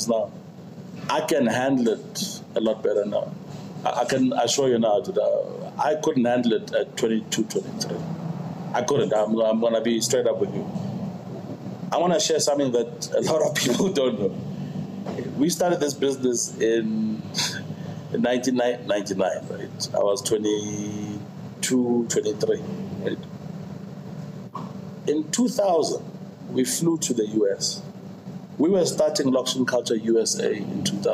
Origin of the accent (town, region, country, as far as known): South Africa